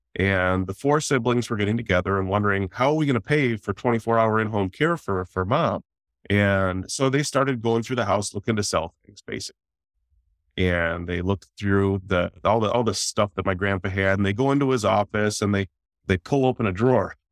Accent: Detroit, Michigan, United States; I'm from the Detroit metro area.

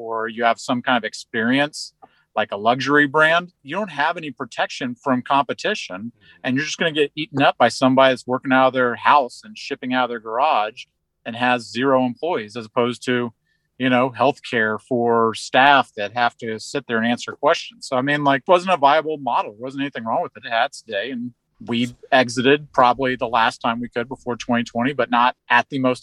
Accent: Houston, Texas, United States; I grew up in Houston at my dad's company

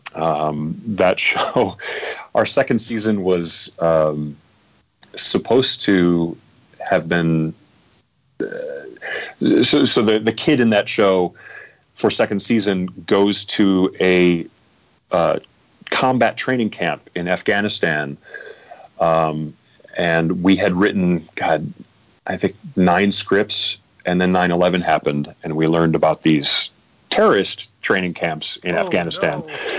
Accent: Midwest, United States; now in Los Angeles, United States; I come from the Midwest

